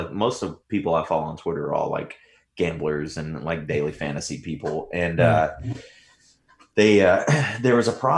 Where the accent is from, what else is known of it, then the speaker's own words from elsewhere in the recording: Tennessee, United States; I'm from Tennessee, so I grew up in the sticks.